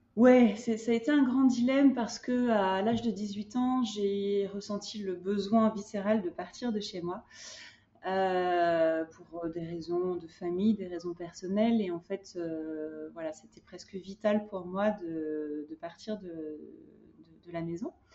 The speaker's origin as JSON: {"language": "French", "town": "Hyères", "region": "Provence-Alpes-Côte d'Azur", "country": "France", "tie": "born or raised there", "also_born_or_lived": "Compiègne / Cannes / Marseille / Paris", "moved": "as an adult", "said": "j'ai grandi dans le sud de la France. J'ai grandi à Hyères euh, et puis à Cannes"}